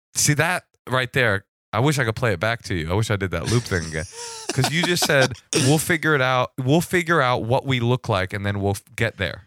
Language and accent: English; the Bay Area, California, United States; I'm from the Bay.